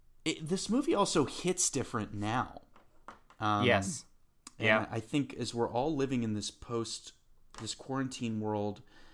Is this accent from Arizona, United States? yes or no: no; Louisiana, United States; listeners know that I'm Cajun. I'm actually Cajun.